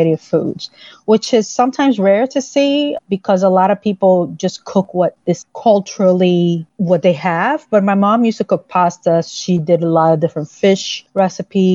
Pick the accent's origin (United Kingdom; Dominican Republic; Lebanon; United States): Dominican Republic; Santo Domingo, Distrito Nacional; I grew up in the Dominican Republic, the capital city, and I grew up with my mother